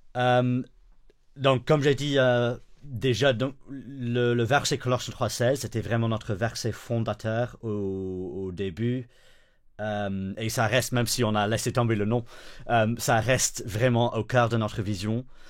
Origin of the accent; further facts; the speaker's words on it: the north of England, United Kingdom; French is a second language; moved away as an adult; also born or lived in Switzerland; now in Brussels, Belgium; Je viens du nord d'Angleterre